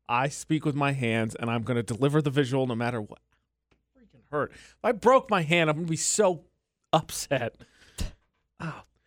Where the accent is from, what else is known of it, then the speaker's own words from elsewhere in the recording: Indiana, United States; moved away; also born or lived in Utah; my home state of area code, which is seven six five